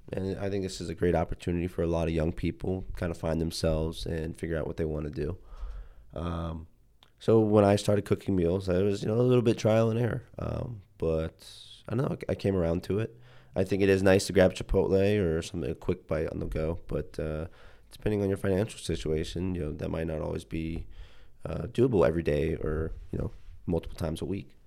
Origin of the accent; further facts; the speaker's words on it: Youngstown, Ohio, United States; also born or lived in Akron, Ohio; I grew up in Youngstown, Ohio, about an hour away from